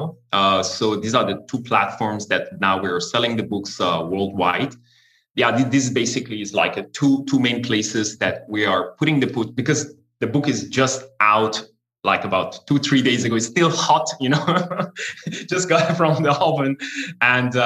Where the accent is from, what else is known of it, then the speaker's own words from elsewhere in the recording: Iran; English is a second language; moved away as an adult; I'm born and raised in Iran, but I left the country when I was in my early 20s.